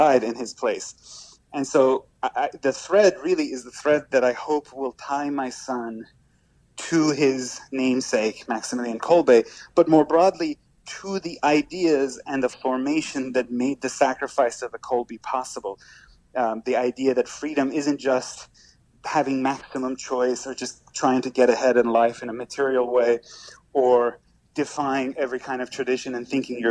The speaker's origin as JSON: {"language": "English", "country": "Iran", "moved": "yes", "lives_now": "United States", "said": "I'm an immigrant from Iran"}